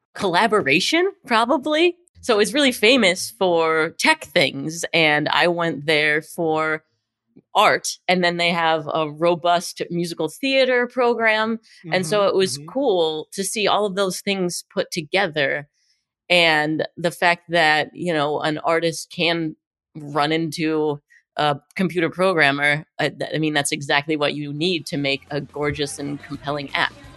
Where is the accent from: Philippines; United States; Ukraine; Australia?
United States; Pittsburgh, Pennsylvania; moved away; I'm originally from Pittsburgh, Pennsylvania